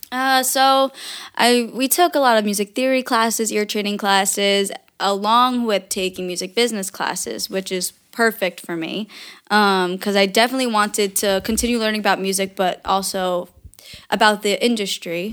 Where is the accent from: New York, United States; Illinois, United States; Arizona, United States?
New York, United States; now in New Jersey, United States; I was born in New York. My family was born in New York, but, um, my dad was from Germany